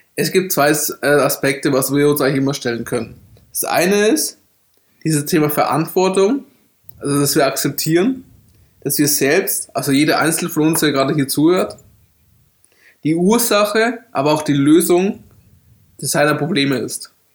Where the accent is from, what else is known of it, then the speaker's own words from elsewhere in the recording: Bavaria, Germany; ich bin in Bayern aufgewachsen